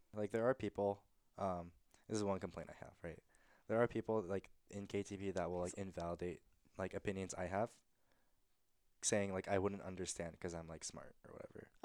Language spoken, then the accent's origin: English; Georgia, United States; growing up in Georgia